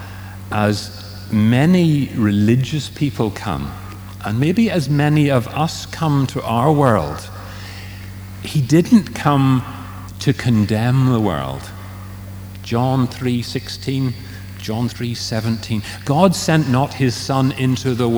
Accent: Strabane, Northern Ireland, United Kingdom; moved away; I was born in Strabane.

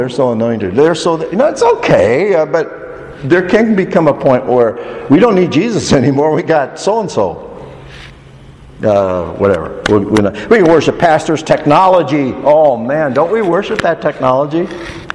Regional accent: United States; Us Americans

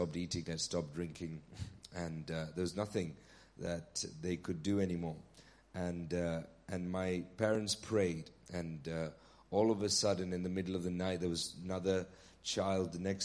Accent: Nigeria; now in Bury St Edmunds, United Kingdom; I was born in Nigeria

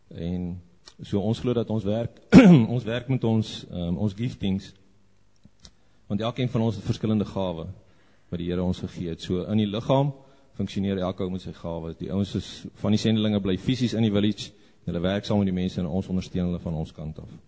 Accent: South Africa; now in Zambia; Ja, ons ehm um, ons werk as 'n span uh, in Zambië. Ons is so 5 Suid-Afrikaners en so 10 Zambiërs.

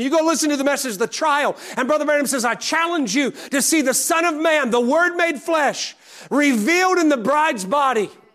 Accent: the South, United States; I say that as a Southerner

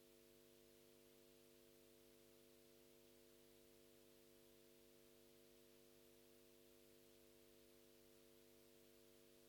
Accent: Luton, East of England, United Kingdom; moved away; my hometown of Luton

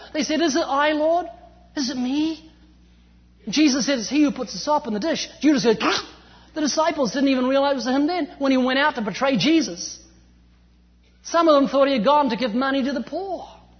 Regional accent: New Zealand; moved away as an adult; now in California, United States; I'm originally from New Zealand, although you wouldn't know, I've lost my accent, I've been living in California for 14 years.

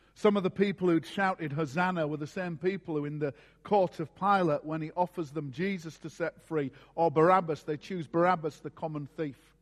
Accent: Scarborough, Yorkshire and the Humber, United Kingdom; my hometown of Scarborough in Yorkshire

